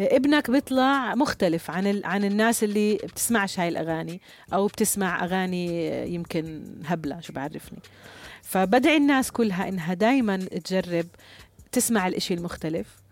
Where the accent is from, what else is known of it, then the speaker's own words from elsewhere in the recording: Jordan; عندنا في الأردن